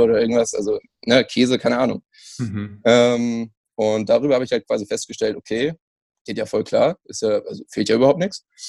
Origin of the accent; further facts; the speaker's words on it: Germany; ich bin Deutsche. Äh, keine slawischen Wurzeln.